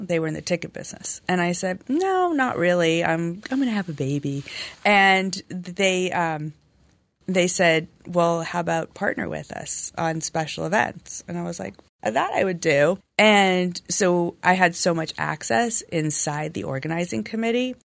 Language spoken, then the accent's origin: English; Los Angeles, California, United States; I'm born and raised in L A.